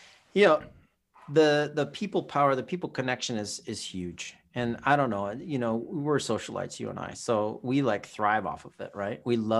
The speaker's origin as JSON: {"language": "English", "region": "California", "country": "United States", "tie": "born or raised there", "also_born_or_lived": "Hawaii", "said": "So when I was a kid growing up in Southern California and Hawaii, right, we didn't have these video games."}